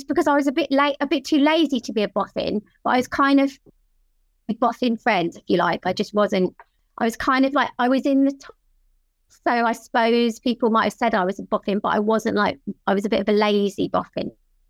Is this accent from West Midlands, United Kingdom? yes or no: no; Worthing, South East England, United Kingdom; now in Hove, United Kingdom; It's just down the coast from where I am now in Hove.